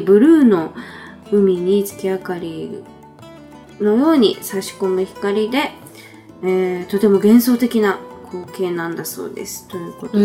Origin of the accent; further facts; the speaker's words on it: Nagano, Japan; 私の実家、長野県の場所ですけど